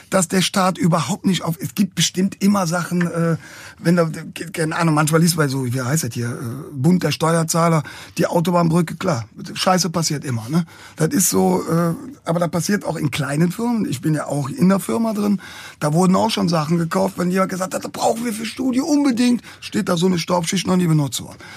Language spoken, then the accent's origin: German; Cologne, North Rhine-Westphalia, Germany; da sind wir als Kölner schon ziemlich im Fokus.